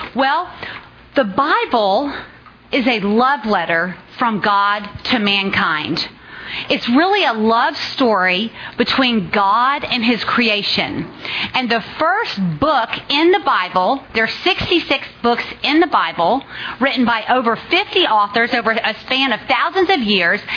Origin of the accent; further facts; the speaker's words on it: Richmond, Virginia, United States; moved away as an adult; now in Dallas, United States; I grew up in Richmond, Virginia